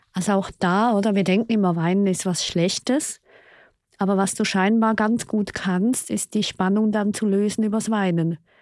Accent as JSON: {"language": "German", "country": "Switzerland", "said": "Ich bin ja Schweizerin"}